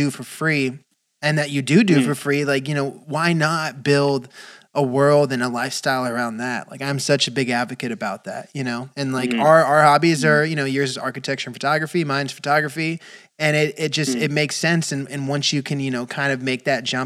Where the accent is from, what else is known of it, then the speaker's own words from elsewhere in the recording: Valencia, California, United States; I grew up in Valencia